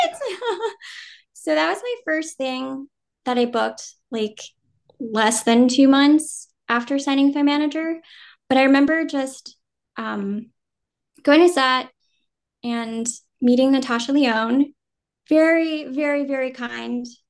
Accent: Jersey City, New Jersey, United States; first language Vietnamese; English is a second language; now in New York City, United States; I was born and raised in New Jersey

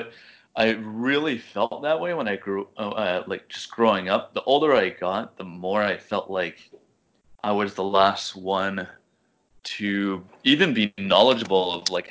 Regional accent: Manchester, New Hampshire, United States; moved away as an adult; also born or lived in Boston, United States; now in Montreal, Canada; I came back to Manchester

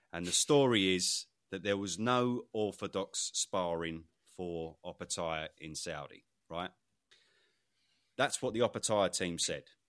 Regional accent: United Kingdom; as a Brit

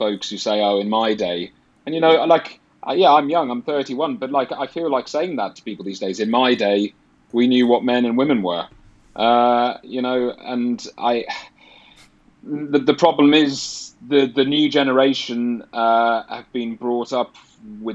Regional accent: Ireland; moved away as an adult; now in United Kingdom; I'm from Ireland. I grew up there till I was 18.

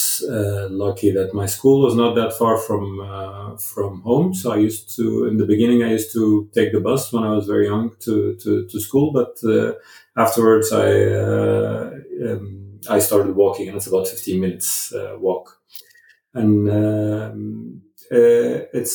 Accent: Cairo, Cairo Governorate, Egypt; moved away as an adult; also born or lived in Zambia; now in Norway; I grew up in Cairo

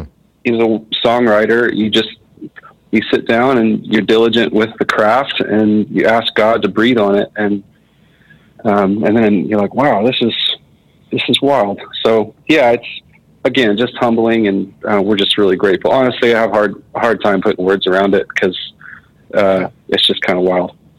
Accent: Marietta, Georgia, United States; I grew up in Marietta, Georgia, so it's like a suburb of Atlanta, which I'm still in Atlanta now

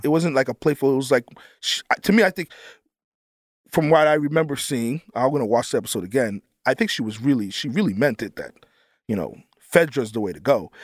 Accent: Northeast, United States; I'm from the Northeast

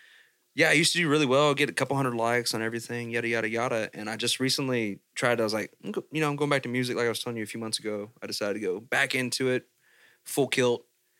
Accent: Baytown, Texas, United States; born or raised there

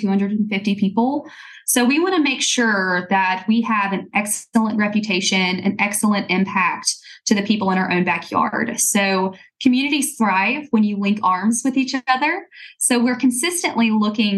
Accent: Scottsboro, Alabama, United States; I was born and raised in Scottsboro

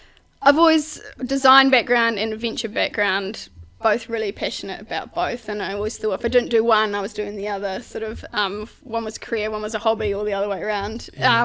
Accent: west of Ashburton, Mid Canterbury, New Zealand; also born or lived in Wellington / Sydney / London; I was brought up in Mid Canterbury, west of Ashburton, on a sheep and beef farm with my family, mum and dad, and brother and sister

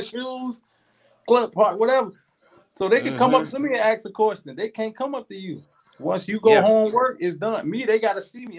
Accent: Chicago, Illinois, United States; moved away; I'm from Chicago

